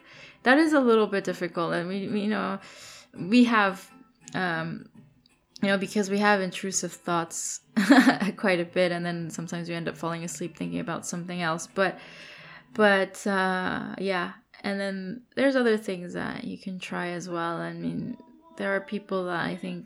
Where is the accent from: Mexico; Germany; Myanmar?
Mexico; moved away; Mexico, you know, my home country.